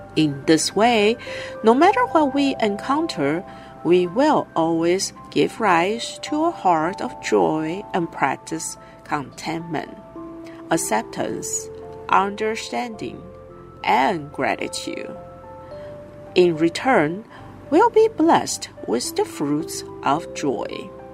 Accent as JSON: {"language": "English", "region": "Hualien County", "country": "Taiwan", "said": "I am from Hualien."}